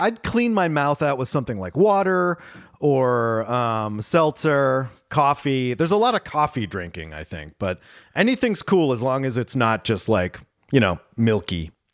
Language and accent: English; Pittsburgh, Pennsylvania, United States; moved away; I grew up in Pittsburgh